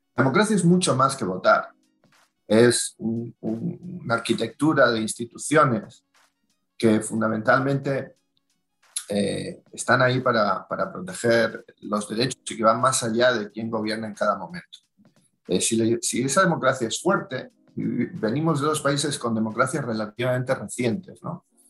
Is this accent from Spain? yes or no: yes; Spain; como ciudadanos españoles